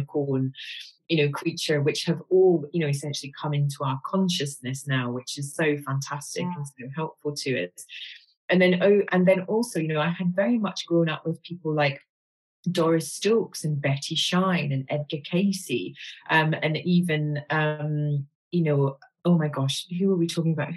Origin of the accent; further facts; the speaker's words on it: Glasgow, Scotland, United Kingdom; I'm a girl from Glasgow